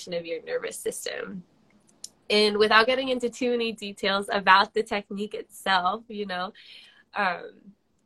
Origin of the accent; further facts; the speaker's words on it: Western Massachusetts, United States; now in Exeter, United States; I'm actually from Western Massachusetts